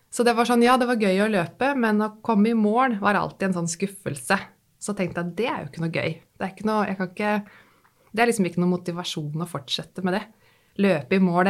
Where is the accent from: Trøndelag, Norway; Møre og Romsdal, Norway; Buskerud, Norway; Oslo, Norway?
Buskerud, Norway; Nesbyen; now in Drøbak, Norway; hjemme i Hallingdal, hvor jeg vokste opp, på Nesbyen i Hallingdal